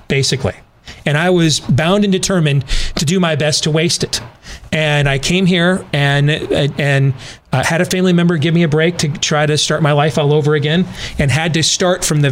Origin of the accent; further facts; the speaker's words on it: Michigan, United States; moved away as an adult; also born or lived in Grand Rapids, Michigan; now in Des Moines, United States; I grew up in Michigan